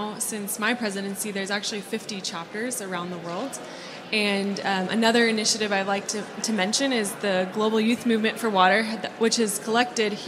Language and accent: English; Oregon, United States; I'm from Oregon, which is actually a very rainy place